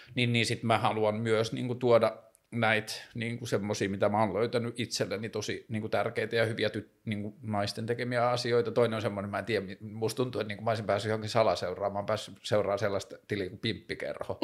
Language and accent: Finnish; Tornio, Lapland, Finland; now in Helsinki, Finland; mä oon kasvanut siellä Torniossa Pohjois-Suomessa